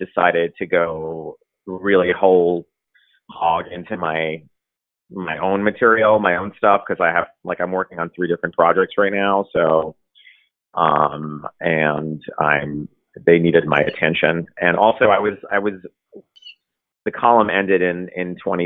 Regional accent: Brooklyn, New York, United States; I'm born and raised and still here

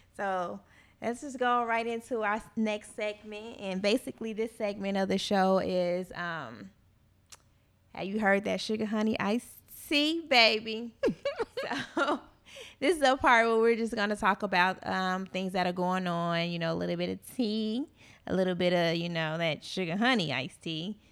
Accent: Gary, Indiana, United States; moved away; I'm from Gary

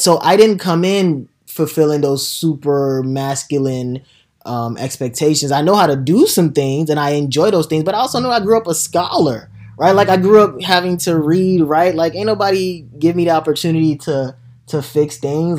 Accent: Nigeria; now in United States; as a young kid growing up in Nigeria

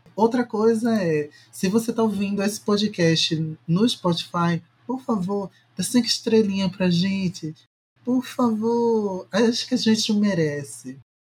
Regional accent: Recife, Pernambuco, Brazil; do meu local, do meu país de Recife

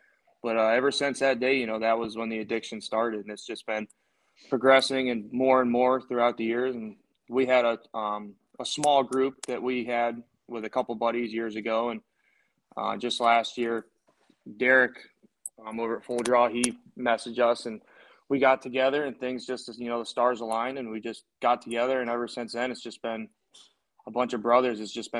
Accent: Northeast Ohio, United States; I grew up here in Northeast Ohio.

